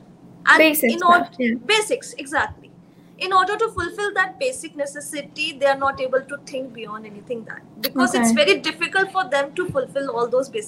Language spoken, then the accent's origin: English; India; as an Indian Muslim